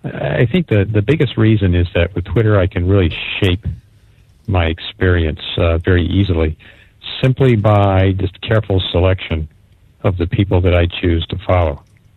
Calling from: Hartford, Connecticut, United States; I'm calling from the Hartford, Connecticut area

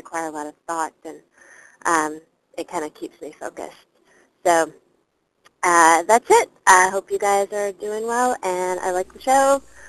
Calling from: Chicago, Illinois, United States; … from Chicago. Long-time listener, but first time calling in.

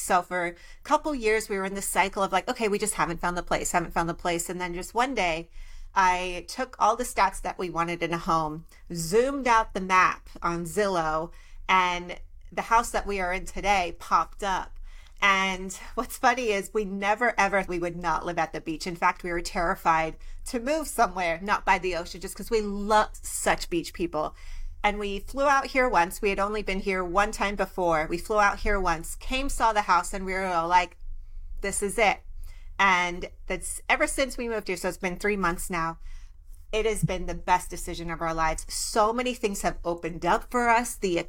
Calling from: Austin, Texas, United States; also born or lived in Los Angeles; I'm actually in Austin, Texas. I just moved here 3 months ago from Los Angeles and it feels good. LA was amazing. Lived there for 9 years of my life

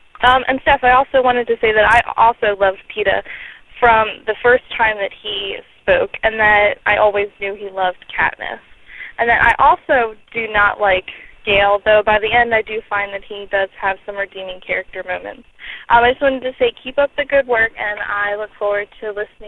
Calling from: Baltimore, Maryland, United States; I'm calling from Baltimore, Maryland

